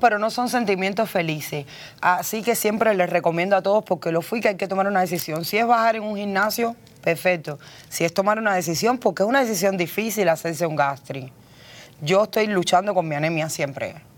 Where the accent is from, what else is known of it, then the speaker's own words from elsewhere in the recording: Cuba; moved away as an adult; now in United States; Llevo veintitrés años aquí, he hecho lo que he querido. Hablo, escribo, leo inglés. Soy cubana